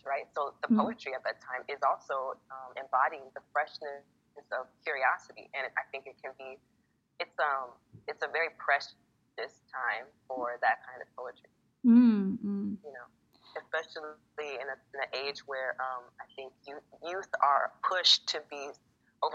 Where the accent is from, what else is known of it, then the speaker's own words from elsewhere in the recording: Los Angeles, California, United States; moved away; I am originally from Los Angeles, California.